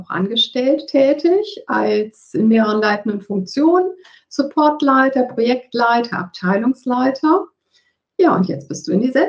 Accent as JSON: {"language": "German", "town": "Cologne", "region": "North Rhine-Westphalia", "country": "Germany", "tie": "born or raised there", "also_born_or_lived": "northern Germany", "moved": "yes", "said": "dass du in Köln lebst, weil Köln ja meine Geburtsstadt ist, auch wenn ich jetzt im Norden gelandet bin."}